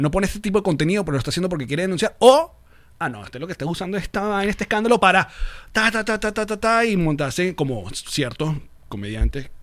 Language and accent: Spanish; Maracay, Aragua, Venezuela; moved away; nací en Maracay